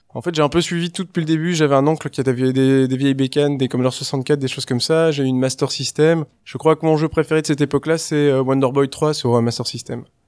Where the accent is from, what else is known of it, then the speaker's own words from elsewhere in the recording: Brussels, Brussels-Capital Region, Belgium; Je suis né en 1979, en février, en Belgique. Je suis bruxellois